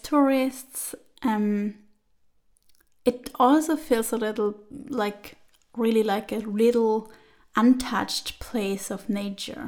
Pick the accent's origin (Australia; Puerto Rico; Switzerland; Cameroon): Switzerland; moved away as an adult; also born or lived in Turin, Italy; I was born and grew up there